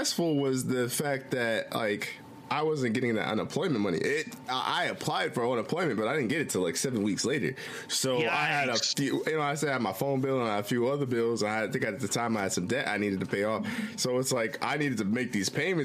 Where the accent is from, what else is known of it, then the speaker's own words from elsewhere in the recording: Midwest, United States; I'm from the Midwest